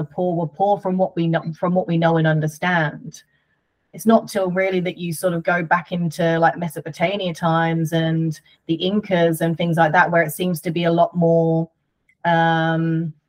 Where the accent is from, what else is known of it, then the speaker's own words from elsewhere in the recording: United Kingdom; I'm British